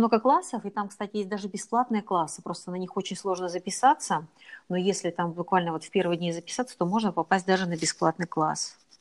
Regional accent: Arkhangelsk, Arkhangelsk Oblast, Russia; я из Архангельска

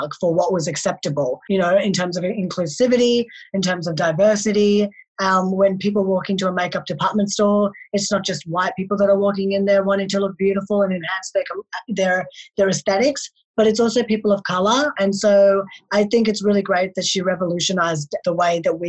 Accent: Melbourne, Victoria, Australia; also born or lived in Delhi, India; I was born in Delhi, India. So I was born there and then I was adopted to an Australian family at the age of 4. And ever since then, I've been living in Melbourne, Australia

